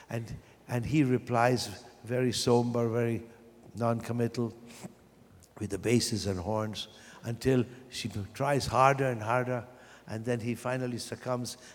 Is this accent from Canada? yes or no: no; Vienna, Austria; born or raised there; moved away